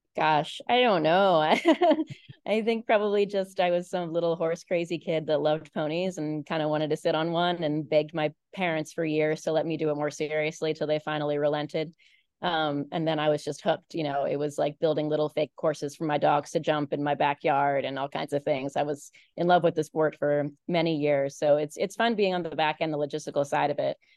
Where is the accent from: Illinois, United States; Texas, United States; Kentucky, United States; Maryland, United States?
Maryland, United States; Baltimore; when I was a kid, I grew up in Baltimore